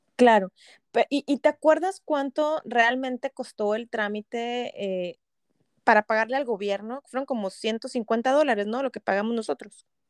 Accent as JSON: {"language": "Spanish", "country": "Mexico", "moved": "as an adult", "lives_now": "Canada", "said": "a nosotros como mexicanos"}